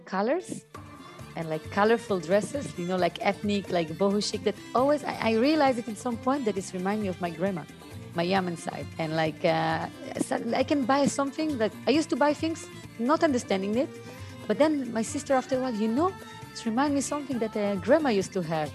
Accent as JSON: {"language": "English", "country": "Israel", "tie": "born or raised there", "moved": "as an adult", "lives_now": "Dubai, United Arab Emirates", "said": "growing up in Israel and to be linked to, okay, I'm Arab Jew"}